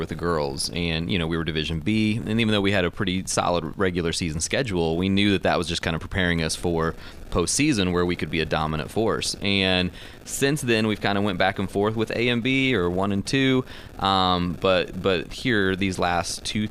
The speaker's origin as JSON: {"language": "English", "region": "Indiana", "country": "United States", "tie": "born or raised there", "also_born_or_lived": "Chicago", "moved": "as an adult", "lives_now": "Michigan, United States", "said": "I grew up in Indiana and was coaching in Chicago before here"}